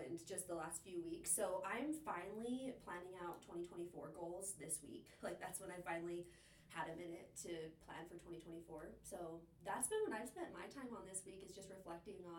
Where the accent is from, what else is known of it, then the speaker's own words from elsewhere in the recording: Cache Valley, Utah, United States; I am from Cache Valley, so this is home for me.